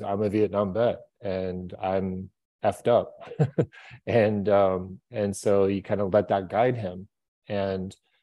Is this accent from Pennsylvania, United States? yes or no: no; Minneapolis, Minnesota, United States; I grew up in Minneapolis, Minnesota